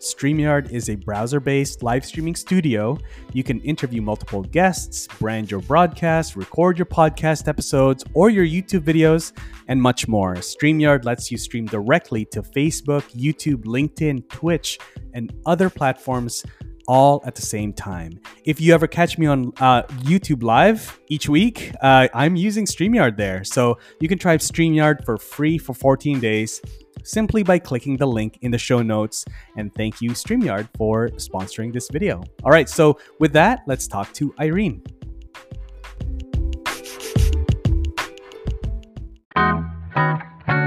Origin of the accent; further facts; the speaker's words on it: Philippines; I'm from the Philippines